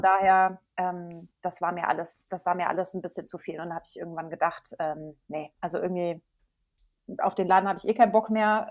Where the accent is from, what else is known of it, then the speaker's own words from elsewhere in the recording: Maintal, Hesse, Germany; Ich komme aus der Nähe von Frankfurt, aus Maintal